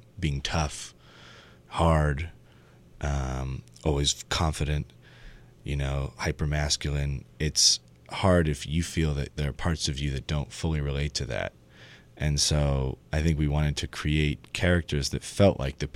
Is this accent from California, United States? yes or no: yes; San Francisco, California, United States; when we were growing up in San Francisco